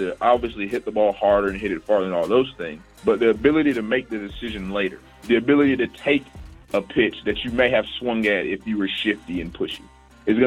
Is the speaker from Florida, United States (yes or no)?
yes; Tallahassee, Florida, United States; moved away as an adult; now in San Antonio, United States; working at a facility at my hometown in Tallahassee